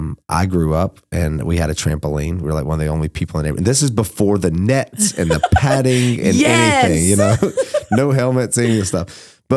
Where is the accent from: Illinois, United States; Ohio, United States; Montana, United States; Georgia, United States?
Georgia, United States; I'm from South Georgia.